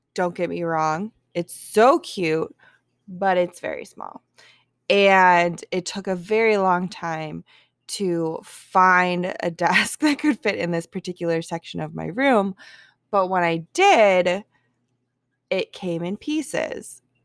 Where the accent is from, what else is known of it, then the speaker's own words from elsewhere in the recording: Milwaukee, Wisconsin, United States; my hometown, Milwaukee